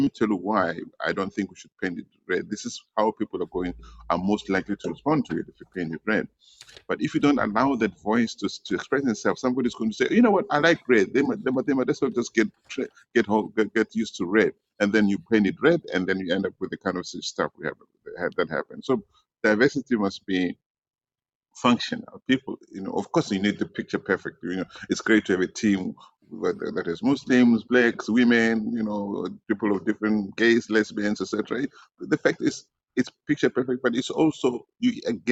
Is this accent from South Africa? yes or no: yes; Soweto, Gauteng, South Africa; I grew up in Deep Kloof, Soweto